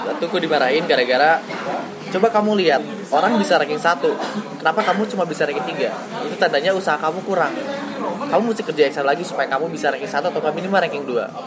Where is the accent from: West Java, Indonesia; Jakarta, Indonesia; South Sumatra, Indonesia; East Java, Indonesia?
West Java, Indonesia; Bandung; dan gue dari Bandung.